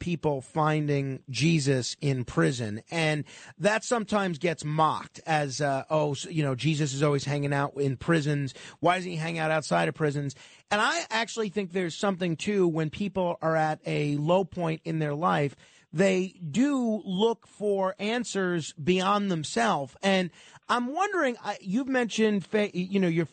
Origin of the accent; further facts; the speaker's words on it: New York, United States; I'm a New Yorker